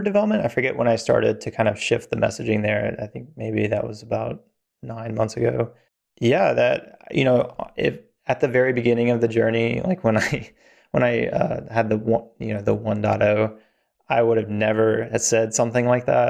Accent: Virginia, North Carolina, the South, United States; also born or lived in Atlanta, Georgia; I grew up, uh, in the, the South in, in Virginia, North Carolina

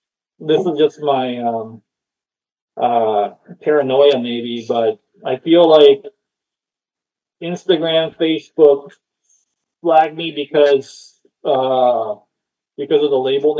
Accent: Japan; also born or lived in Oakland, California; now in Austin, United States; I'm from Japan

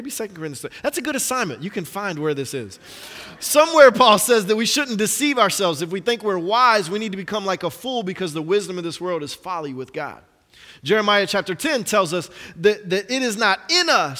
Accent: Atlanta, Georgia, United States; I'm from Atlanta.

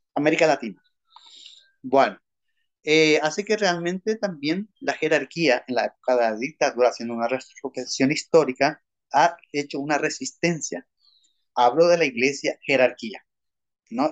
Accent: Asunción, Paraguay; Soy asunceno, nacido en Asunción

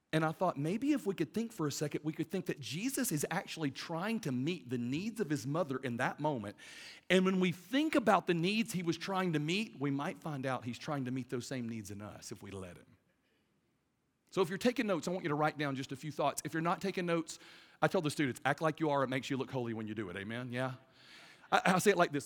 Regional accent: Birmingham, Alabama, United States; I'm from Birmingham, Alabama

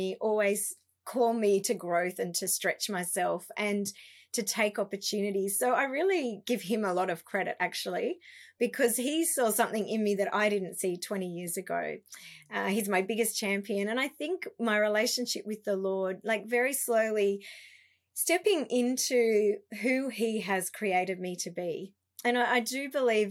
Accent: Canberra, Australian Capital Territory, Australia; moved away as an adult; also born or lived in Melbourne; we moved back to my hometown, Canberra

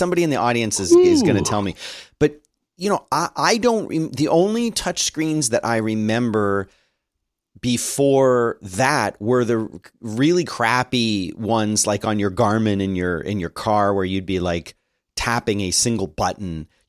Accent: Philadelphia, Pennsylvania, United States; accent: Philly; I'm from Philly. Come on, give me a break. I've worked really hard to lose the Philly accent.

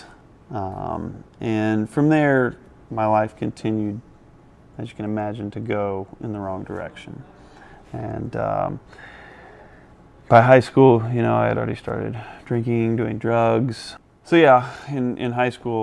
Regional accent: Indianapolis, Indiana, United States; Born and raised in Indiana. I graduated from Lawrence North High School, so pretty local to the area

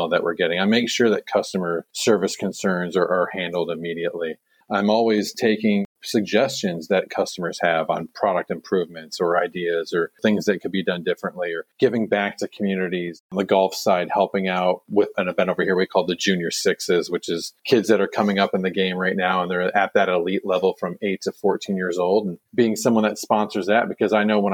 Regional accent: United States; moved away as an adult; also born or lived in San Diego; now in Gold Coast, Australia; I am American

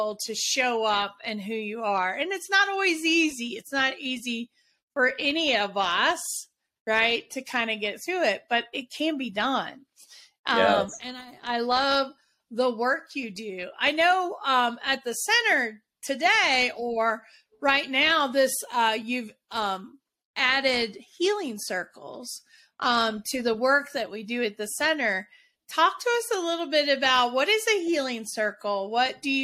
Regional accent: the South, United States; I'm from the South

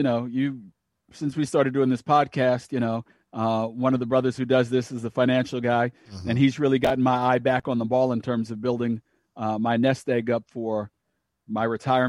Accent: Long Island, New York, United States; born or raised there; also born or lived in Miami

